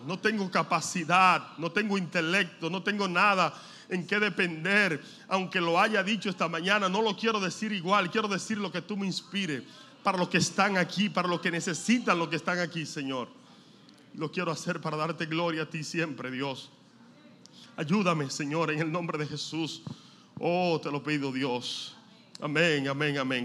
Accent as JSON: {"language": "Spanish", "country": "Dominican Republic", "said": "nosotros somos dominicanos, el dominicano a todo le quita o le pone"}